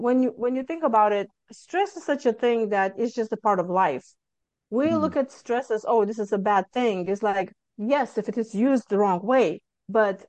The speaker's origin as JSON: {"language": "English", "country": "Lithuania", "tie": "born or raised there", "moved": "as an adult", "lives_now": "Houston, United States", "said": "I'm originally from Lithuania and I came to United States mm, 23 years ago."}